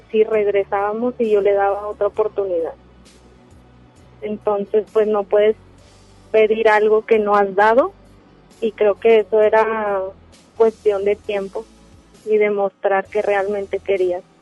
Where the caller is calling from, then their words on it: Monterrey, Nuevo León, Mexico; De Monterrey.